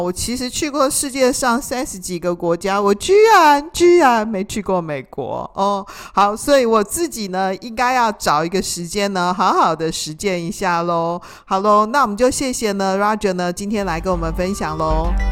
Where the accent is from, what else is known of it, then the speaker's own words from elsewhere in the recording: Taiwan; 像我们台湾人，我们也就是有色人种嘛